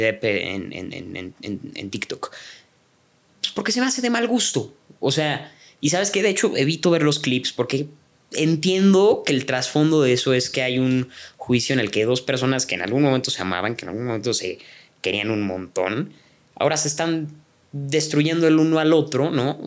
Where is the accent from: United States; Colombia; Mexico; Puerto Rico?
Mexico; also born or lived in Canada; como mexicanos